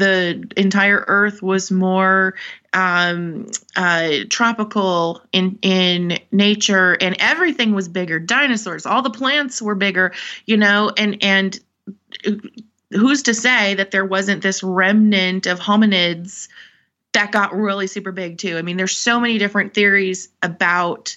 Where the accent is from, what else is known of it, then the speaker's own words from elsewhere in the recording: North Dakota, United States; I'm from North Dakota